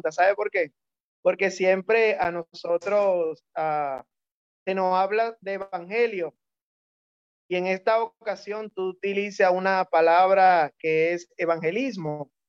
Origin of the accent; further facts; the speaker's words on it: Santo Domingo, Distrito Nacional, Dominican Republic; Ah, como saben, soy dominicano, soy de República Dominicana. Especialmente soy de Santo Domingo.